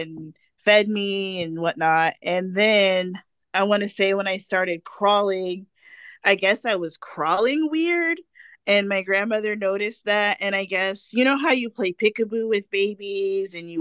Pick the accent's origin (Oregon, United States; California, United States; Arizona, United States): California, United States; Fontana; I was born in Fontana, California